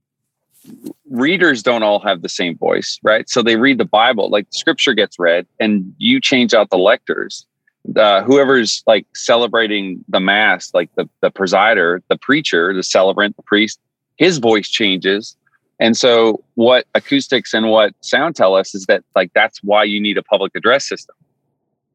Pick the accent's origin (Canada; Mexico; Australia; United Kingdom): Canada; Newfoundland and Labrador; moved away as an adult; I grew up in Newfoundland, Canada. And so I lived there for 20 years, born and raised.